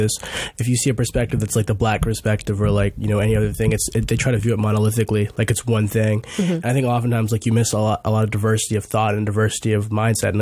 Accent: Louisiana, United States; moved away; I'm from, like, a small town in Louisiana.

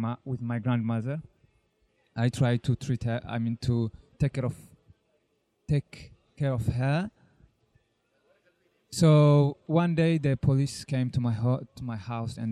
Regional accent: Eritrea; moved away as an adult; now in Israel; I'm from Eritrea. I've been in Israel since 2000, in the middle of 2010, almost 9 years.

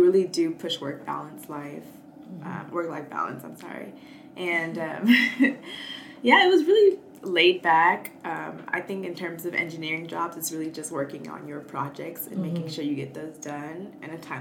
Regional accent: Atlanta, Georgia, United States; I'm from Atlanta, Georgia

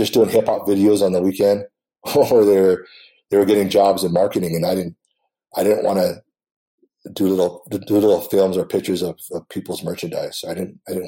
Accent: Phoenix, Arizona, United States; now in Cary, United States; I'm originally from Phoenix, Arizona. I'm currently now living in Cary, North Carolina.

